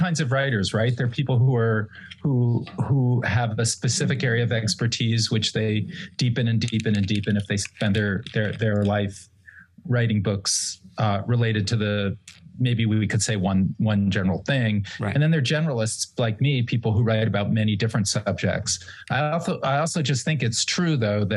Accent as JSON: {"language": "English", "town": "New Haven", "region": "Connecticut", "country": "United States", "tie": "born or raised there", "moved": "yes", "said": "my hometown of New Haven, Connecticut"}